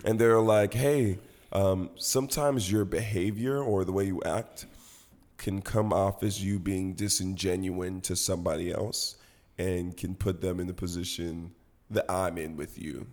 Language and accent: English; Nigeria; I'm Nigerian